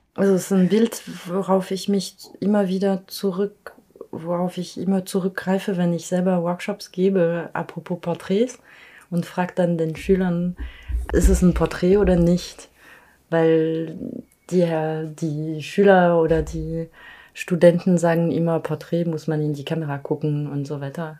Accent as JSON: {"language": "German", "town": "Paris", "region": "Île-de-France", "country": "France", "tie": "born or raised there", "said": "ich groß geworden bin in Paris"}